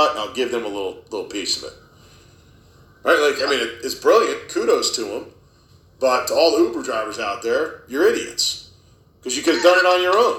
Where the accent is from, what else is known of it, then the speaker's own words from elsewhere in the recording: Herndon, Virginia, United States; moved away as an adult; also born or lived in Loudoun County, Virginia; now in Western Loudoun County, United States; we moved out here from Fairfax, right? We were in Herndon, and we left Fairfax because of the direction it was headed. I'm like, man, this place is not the place I grew up in.